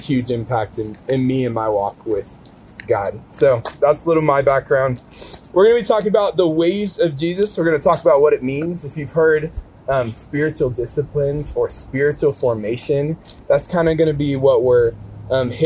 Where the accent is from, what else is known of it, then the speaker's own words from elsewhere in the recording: Kansas City, United States; So I grew up in Kansas City, kind of like Nate's story of kind of like the farm boy type lifestyle. That was not me at all. I grew up 10-15 minutes from downtown Kansas City.